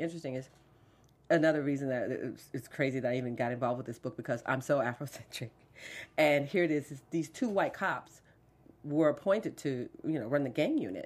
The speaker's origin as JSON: {"language": "English", "town": "Fort Lauderdale", "region": "Florida", "country": "United States", "tie": "born or raised there", "said": "growing up in Fort Lauderdale"}